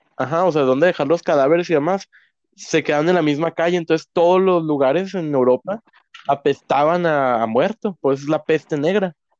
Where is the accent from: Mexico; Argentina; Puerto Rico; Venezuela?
Mexico; hablando como nosotros, mexicano con mexicano